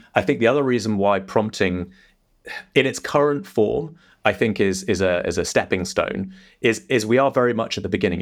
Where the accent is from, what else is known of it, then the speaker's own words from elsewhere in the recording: England, United Kingdom; also born or lived in London; as you might be able to tell by my accent, I'm not. I'm not an American. I'm uh, I'm English. I'm based out of London